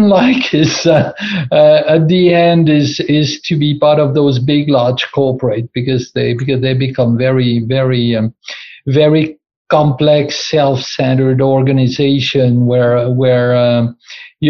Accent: France; moved away as an adult; also born or lived in Rotterdam, Netherlands; now in Netherlands; I'm originally from France

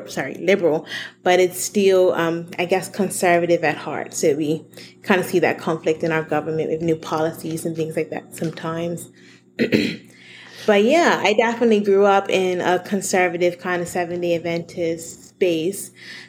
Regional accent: Bermuda; So I'm from Bermuda, a little island in the middle of the ocean.

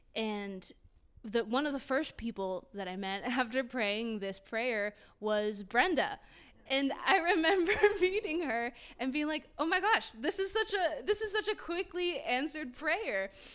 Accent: Puerto Rico; first language Spanish; English is a second language; now in Tallahassee, United States; I am Puerto Rican. My first language is Spanish.

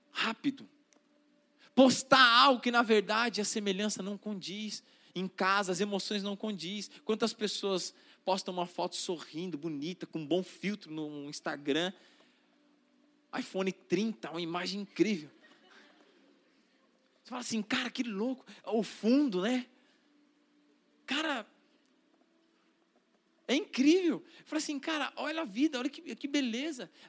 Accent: Northeast Region, Brazil; eu sou nordestino, e quando eu. Se eu vou visitar minha família lá no Nordeste

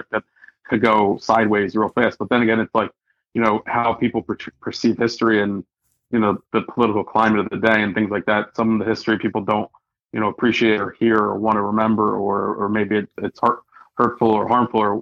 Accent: Philadelphia, Pennsylvania, United States; I was born and raised in Philadelphia, you know, the birthplace of America

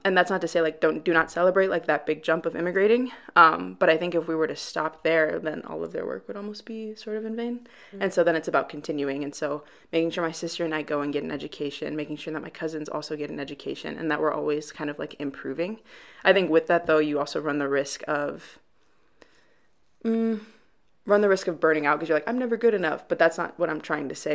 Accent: Chicago, Illinois, United States; moved away as an adult; now in Wheaton, United States; I'm from Chicago, Illinois, proper city, so not necessarily Wheaton, but actual wow. Chicago.

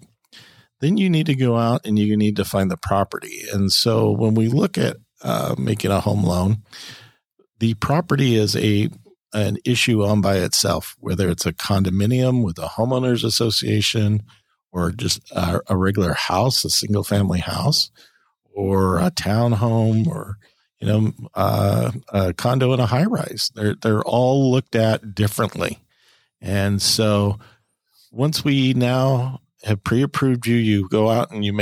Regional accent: California, United States; I'm a Californian, so it's very hard for me. I'm biased. I love my state. I love where we come from. I've not lived in other states

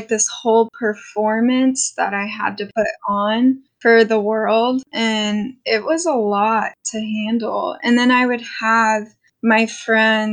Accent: Bedford, Canada; I grew up in Canada, in Bedford

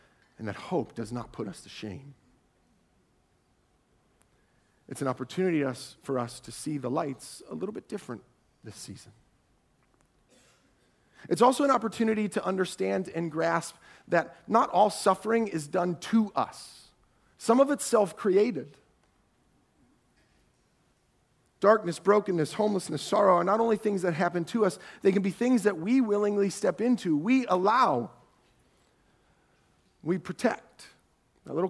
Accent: Ohio, United States; I'm from Ohio

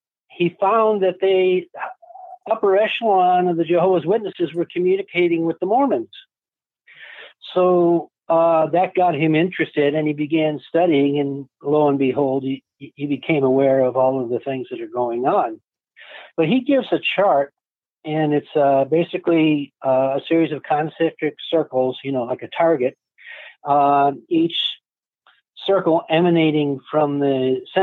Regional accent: Rochester, New York, United States; now in Ohio, United States; I grew up in Rochester, New York

